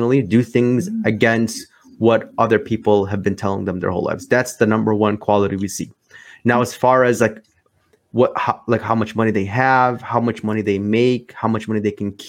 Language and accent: English; Chicago, Illinois, United States; I'm from Chicago, Illinois, born and raised here, lived here my whole life